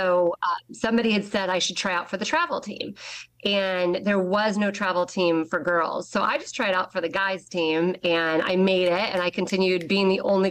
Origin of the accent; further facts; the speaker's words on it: Westfield, Indiana, United States; I was born and raised in Westfield